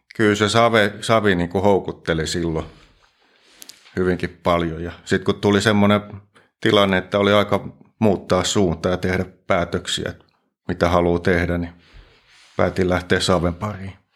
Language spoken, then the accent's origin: Finnish; Nurmijärvi, Uusimaa, Finland; moved away as an adult; now in Forssa, Finland; Mä oon Klaukkalasta lähtösi, Nurmijärveltä.